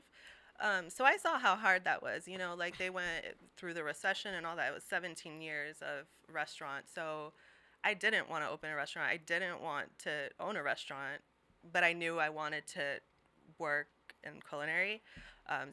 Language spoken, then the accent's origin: English; Seattle, Washington, United States; also born or lived in Brazil; I came to Seattle when I was 6